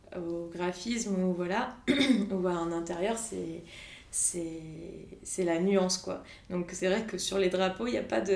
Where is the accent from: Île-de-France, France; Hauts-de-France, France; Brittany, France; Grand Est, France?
Brittany, France; also born or lived in Montauban; now in Nantes, France; Moi, je suis bretonne à la base